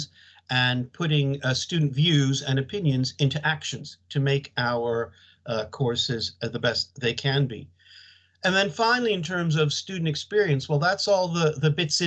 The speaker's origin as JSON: {"language": "English", "country": "United States", "tie": "born or raised there", "also_born_or_lived": "Leeds, United Kingdom / London, United Kingdom", "moved": "as an adult", "lives_now": "United Kingdom", "said": "as you may guess from my accent, I'm not from the UK. I went to high school in the United States"}